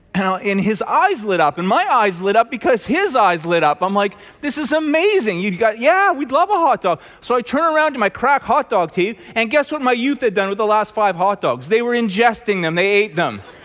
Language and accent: English; Red Deer, Alberta, Canada; I'm from Red Deer